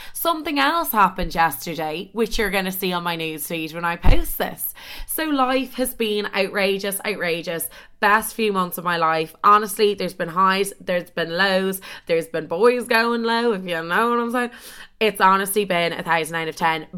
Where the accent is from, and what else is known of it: Dublin, Leinster, Ireland; moved away as an adult; also born or lived in Chicago; now in London, United Kingdom